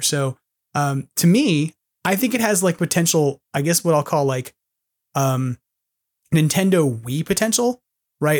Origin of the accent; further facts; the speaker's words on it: New York City, New York, United States; moved away; as a New Yorker who's always homesick